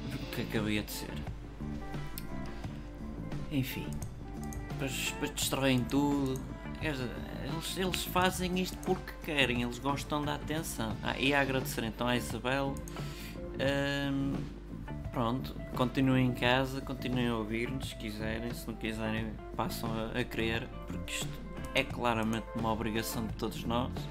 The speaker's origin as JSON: {"language": "Portuguese", "region": "Norte", "country": "Portugal", "said": "eu sou lá do Minho e eu gosto de andar à batatada"}